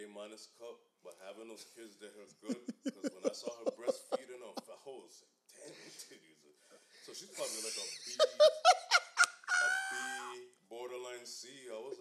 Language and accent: English; United States; grew up in America